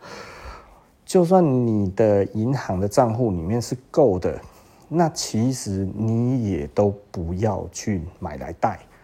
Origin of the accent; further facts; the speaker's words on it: Taiwan; also born or lived in Taichung; 我们台湾人